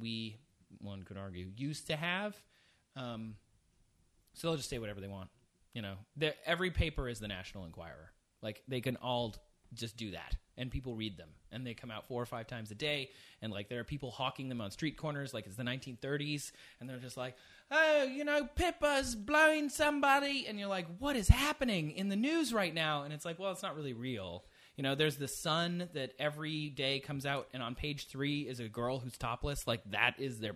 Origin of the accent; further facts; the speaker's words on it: Midwest, United States; moved away as an adult; also born or lived in London; I grew up in the Midwest